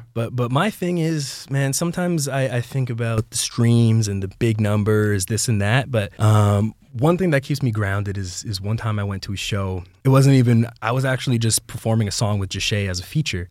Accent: Brampton, Ontario, Canada; I'm born and raised in Brampton, Ontario.

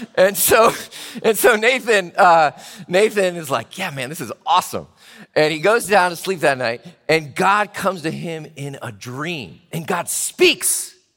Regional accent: Chattanooga, Tennessee, United States; now in Richmond, United States; I flew to my hometown, Chattanooga, to see my little sister and to go to my high school reunion.

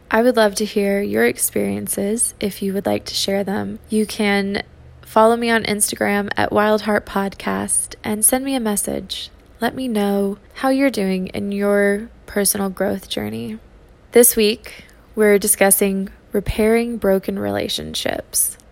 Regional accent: Texas, United States; moved away; I'm a Texan

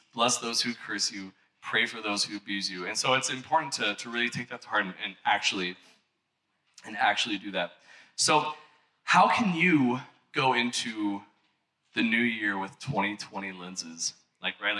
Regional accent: Missouri, United States; I'm from Missouri

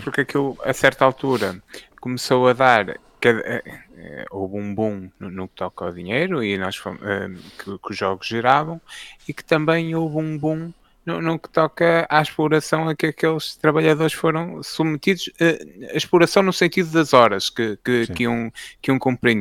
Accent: Fafe, Norte, Portugal; eu sou de Faf, né? acho que eh, quem não souber fica a saber, até, mas que pelo sotaque notava-se

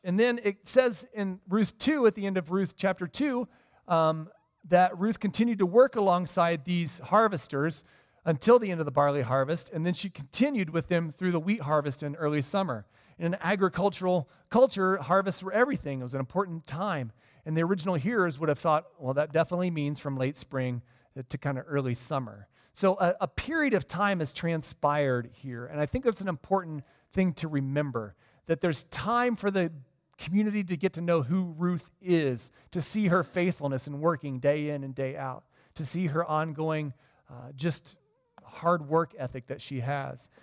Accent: Midwest, United States; moved away; I grew up in the Midwest

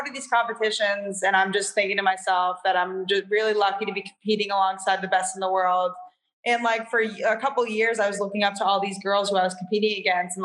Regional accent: Londonderry, New Hampshire, United States; I grew up in Londonderry, New Hampshire

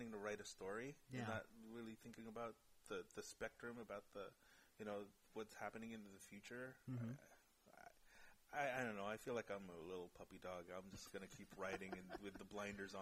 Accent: Bay Area, California, United States; also born or lived in Monterey, California; I grew up here. I was born in Monterey, California

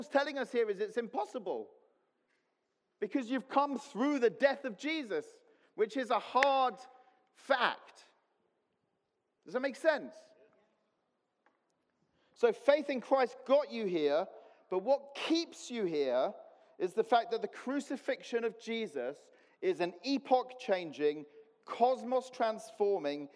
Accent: Cyprus; moved away; I grew up in Cyprus

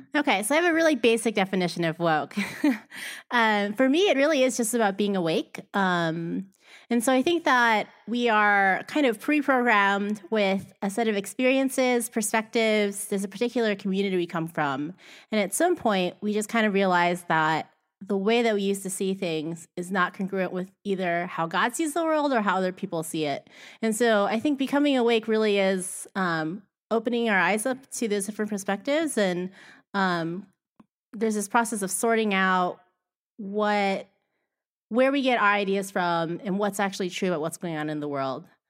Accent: Cleveland, Ohio, United States; moved away; I grew up in the Cleveland area

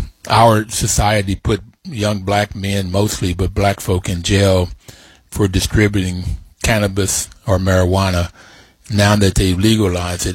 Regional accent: West Virginia, United States; now in Washington, D.C., United States; when I grew up in West Virginia, we had black and whites in our community working poor

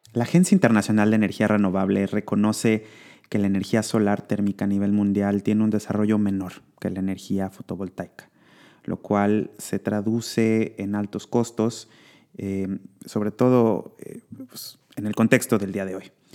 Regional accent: Mexico; mexicana como yo

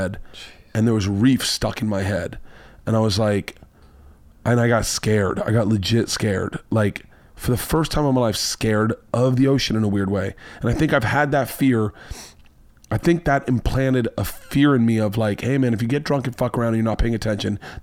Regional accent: Florida, United States; I'm from Florida.

